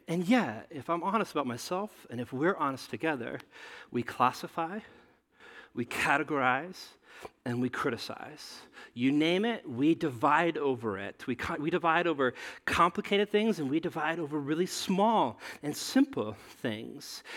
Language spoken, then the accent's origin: English; Nebraska, United States; I grew up in, in Nebraska